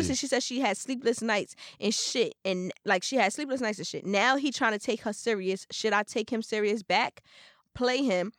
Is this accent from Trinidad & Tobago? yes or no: yes; Trinidad & Tobago; now in Brooklyn, United States; Anyways, I'm from Trinidad, but I live in Brooklyn for like 5 years now.